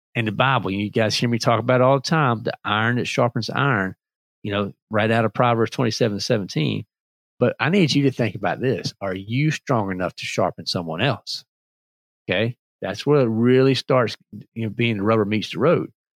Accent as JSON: {"language": "English", "region": "North Carolina", "country": "United States", "also_born_or_lived": "Virginia", "said": "I'm from Virginia, but basically North Carolina uh, for for most of my life, we just speak the same language"}